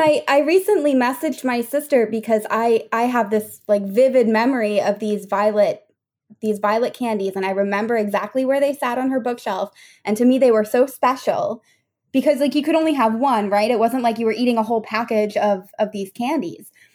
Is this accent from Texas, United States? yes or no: no; Massachusetts, United States; moved away as an adult; now in France; I come from Massachusetts